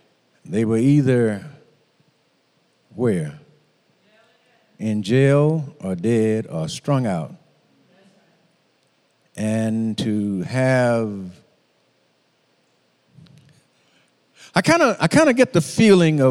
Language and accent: English; Moss Point, Mississippi, United States; I grew up in Moss Point